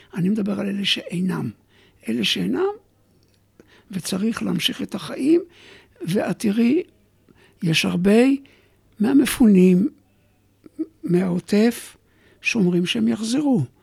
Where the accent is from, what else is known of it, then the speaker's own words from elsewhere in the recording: Alumot, Northern District, Israel; moved away; אני במקור קיבוצניק